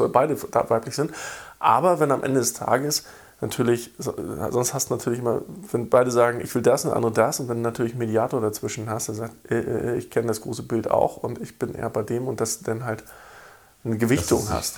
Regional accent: East Germany, Germany; weil ich bin als gebürtiger Ostdeutscher

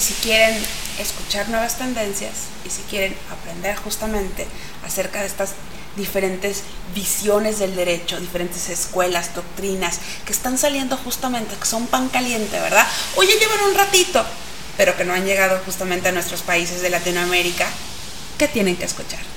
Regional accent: Mexico; ese patrimonio que tenemos dentro de nuestro haber como mexicanos

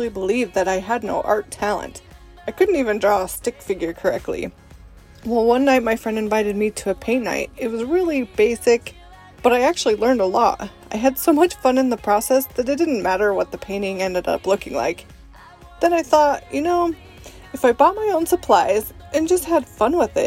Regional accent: Utah, United States; also born or lived in Italy / Russia; I was born and raised in Utah and mostly lived here my whole life, except for some time in Italy and Russia.

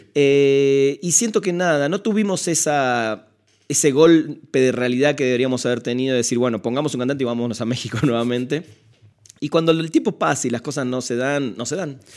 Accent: Buenos Aires, Argentina; en Buenos Aires, de donde soy

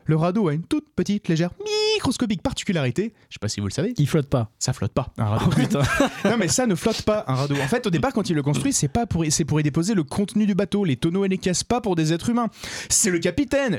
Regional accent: France; en tant que Français

